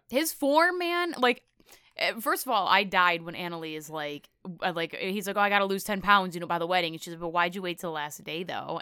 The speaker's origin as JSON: {"language": "English", "country": "Canada", "also_born_or_lived": "Florida Panhandle", "accent": "Midwestern Canadian", "moved": "yes", "said": "I have this Midwestern Canadian accent"}